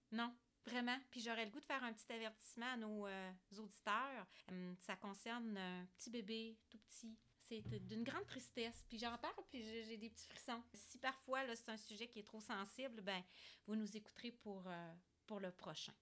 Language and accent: French; Quebec City, Quebec, Canada; on vient de Québec, alors on connaît ça, l'ancienne Lorette